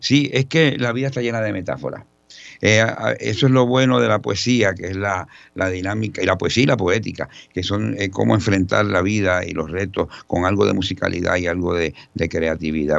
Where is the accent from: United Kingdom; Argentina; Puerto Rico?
Puerto Rico; San Juan; Yo soy un puertorriqueño eh, criado entre Río Piedras y Santurce